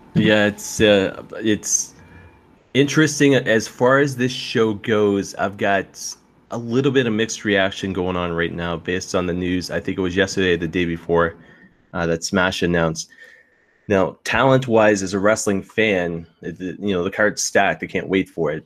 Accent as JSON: {"language": "English", "region": "the Maritimes", "country": "Canada", "tie": "born or raised there", "moved": "yes", "lives_now": "London, Canada", "said": "I grew up in the Maritimes"}